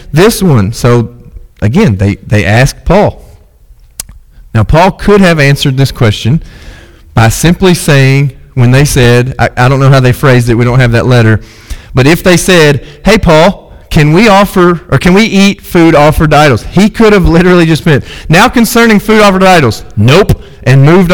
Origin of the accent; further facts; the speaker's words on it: United States; as American Christians